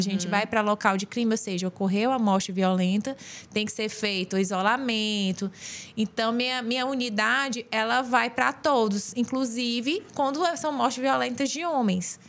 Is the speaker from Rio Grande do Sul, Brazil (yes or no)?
no; União, Piauí, Brazil; moved away as an adult; also born or lived in Ceará; Sou piauiense, sou unionense